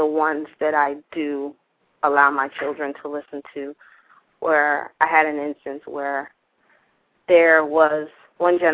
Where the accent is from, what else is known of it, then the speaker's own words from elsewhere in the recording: South Florida, United States; I grew up in South Florida